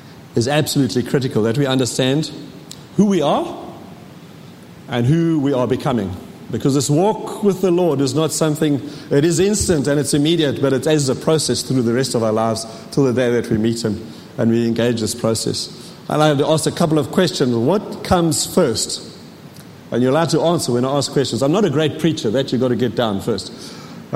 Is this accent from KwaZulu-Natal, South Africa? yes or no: yes; KwaZulu-Natal, South Africa; moved away; I was born in Natal, reborn in Natal in 1985